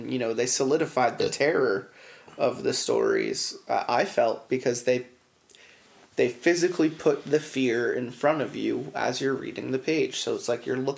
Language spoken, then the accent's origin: English; Allentown, Pennsylvania, United States; growing up in Allentown